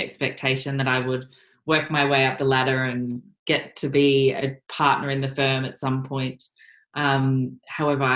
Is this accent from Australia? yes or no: yes; Gold Coast, Queensland, Australia; moved away as an adult; now in Melbourne, Australia; I grew up on the Gold Coast, and the Gold Coast is very small